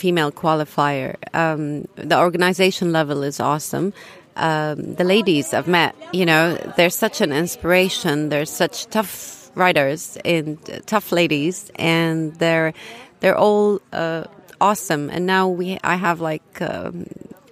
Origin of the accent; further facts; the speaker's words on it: Jordan; I'm from Jordan